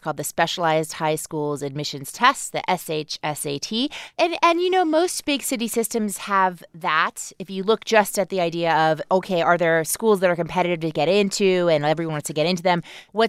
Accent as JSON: {"language": "English", "region": "Iowa", "country": "United States", "tie": "born or raised there", "also_born_or_lived": "Chihuahua, Mexico", "said": "where I grew up in Iowa"}